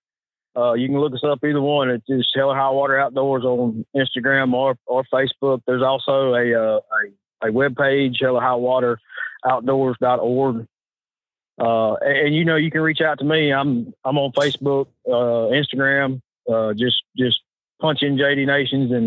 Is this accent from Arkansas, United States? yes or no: yes; Arkansas, United States; I'm Arkansas